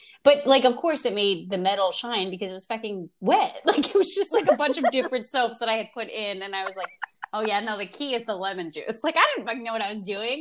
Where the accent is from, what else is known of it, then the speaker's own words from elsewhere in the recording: Oakland, New Jersey, United States; I called City Hall of my hometown, Oakland, New Jersey, when I was in, I had to be in like third or fourth grade